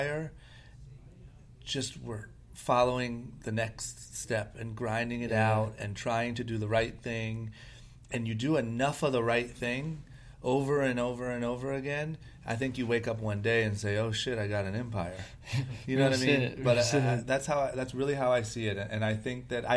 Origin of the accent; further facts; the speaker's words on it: Akron, Ohio, United States; moved away as an adult; now in Los Angeles, United States; I'm from Akron, Ohio, grew up skateboarding